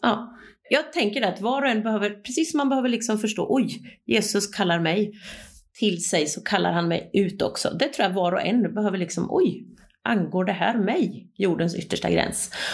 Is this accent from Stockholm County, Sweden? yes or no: no; Östergötland, Sweden; moved away; also born or lived in Turkey; jag är bonunge från Östgötaslätten, uppvuxen på en bondgård